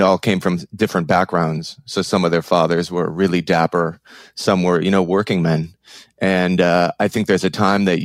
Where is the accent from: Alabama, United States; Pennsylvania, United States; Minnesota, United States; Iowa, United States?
Minnesota, United States; Minneapolis; now in New York, United States; I grew up in Minneapolis. I'm a Midwesterner, but I've lived in New York for about 20 years now